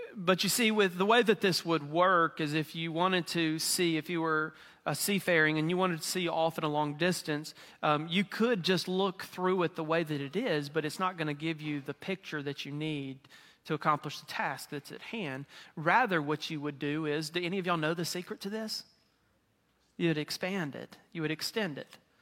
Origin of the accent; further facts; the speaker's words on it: Mississippi, United States; moved away; I'm from Mississippi.